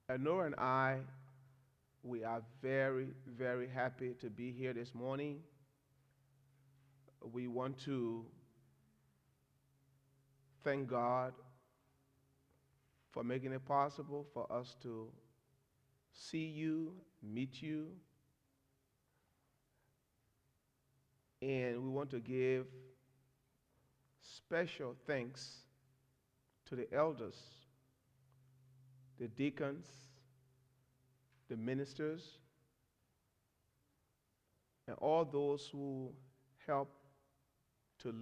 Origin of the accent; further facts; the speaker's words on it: Monrovia, Montserrado, Liberia; I'm from Liberia. Liberia is a nation in West Africa.